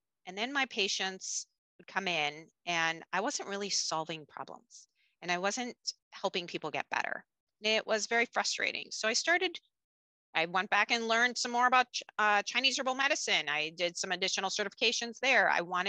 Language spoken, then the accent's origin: English; Japan; basically I grew up in a bicultural family and attended international schools growing up in Japan.